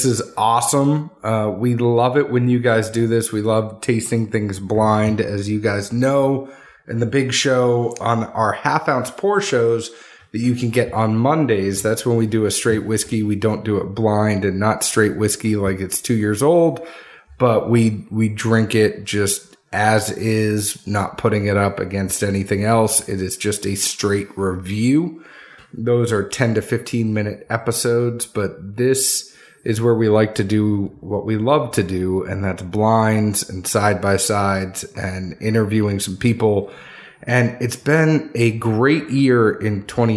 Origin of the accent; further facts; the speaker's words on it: the North, United States; now in the South, United States; I had growing up in the North